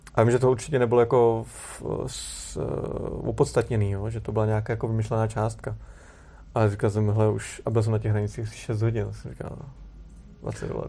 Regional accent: Czechia

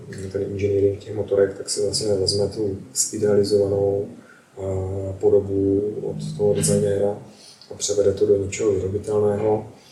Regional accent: Czechia; also born or lived in United States; u nás v Čechách

